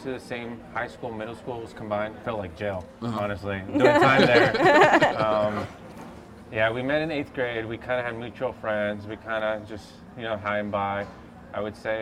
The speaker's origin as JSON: {"language": "English", "town": "Los Angeles", "region": "California", "country": "United States", "tie": "born or raised there", "said": "Grew up in the Hollywood area around Fairfax"}